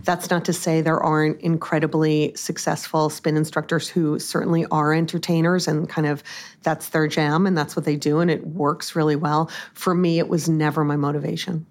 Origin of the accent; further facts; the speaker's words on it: Long Island, New York, United States; also born or lived in Massachusetts; I grew up on Long Island